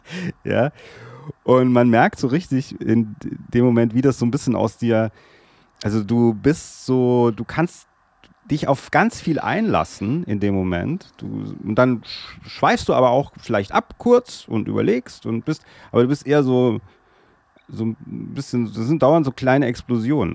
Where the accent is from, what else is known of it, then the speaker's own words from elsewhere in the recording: Darmstadt, Hesse, Germany; first language German; ich komme aus Darmstadt. Das ist in Hessen, in der Nähe von Frankfurt